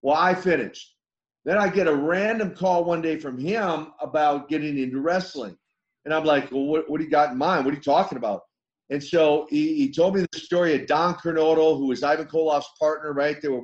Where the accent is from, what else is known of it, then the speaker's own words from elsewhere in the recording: Minnesota, United States; I come from Minnesota, because I went to school with Henning